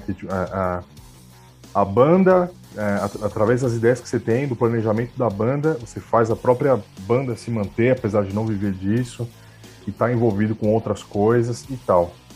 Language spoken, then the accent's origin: Portuguese; Brazil; a gente é brasileiro